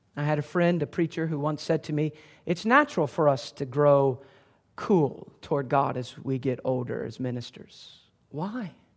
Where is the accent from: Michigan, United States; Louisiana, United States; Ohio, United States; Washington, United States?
Ohio, United States; moved away; also born or lived in Great Britain / the South (US); I'm not a Southerner, all right? I grew up in Ohio